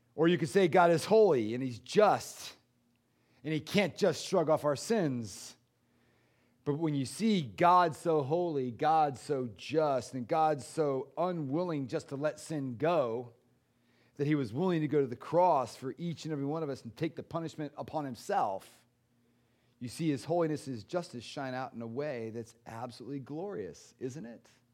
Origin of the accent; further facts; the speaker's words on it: United States; I'm an American